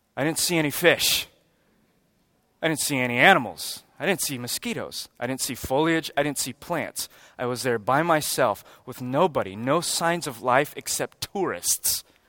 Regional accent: United States; We're American Christians

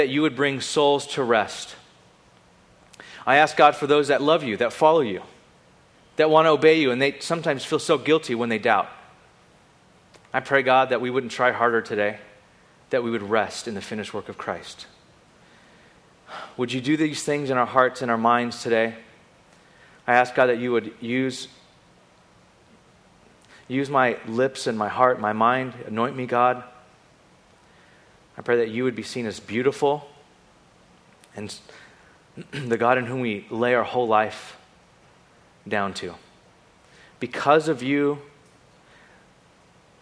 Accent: Bakersfield, California, United States; also born or lived in Carpinteria / Ventura

